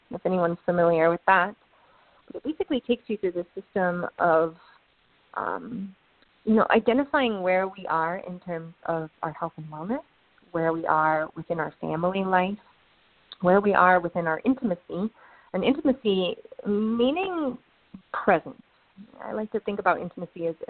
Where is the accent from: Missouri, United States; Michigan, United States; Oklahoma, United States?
Michigan, United States; Ann Arbor; I grew up in Ann Arbor